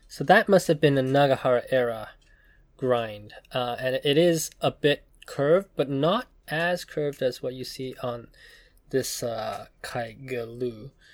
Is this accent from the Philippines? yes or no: no; Taiwan; I was born in Taiwan